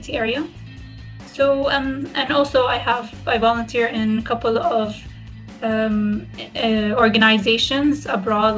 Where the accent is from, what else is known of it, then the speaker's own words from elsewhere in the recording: Syria; I'm from Syria and I'm currently living in Damascus, Syria